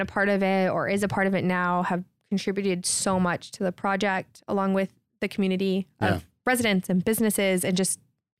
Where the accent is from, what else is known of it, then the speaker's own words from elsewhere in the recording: Houston, Texas, United States; also born or lived in Baton Rouge, United States; So I'm from Houston, Texas, born and raised. I left for a hot second, lived in Baton Rouge, Louisiana.